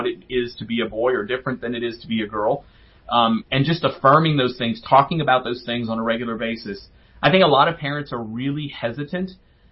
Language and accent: English; New Orleans, Louisiana, United States; I grew up in New Orleans